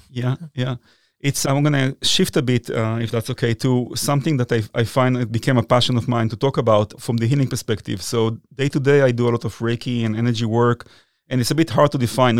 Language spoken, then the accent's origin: English; Israel; moved away as an adult; also born or lived in New York City, United States; now in United States; I was born in Israel, but I moved here in nineteen ninety-nine